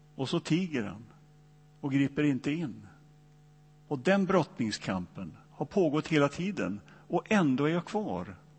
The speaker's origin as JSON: {"language": "Swedish", "town": "Donsö", "region": "Västra Götaland", "country": "Sweden", "tie": "born or raised there"}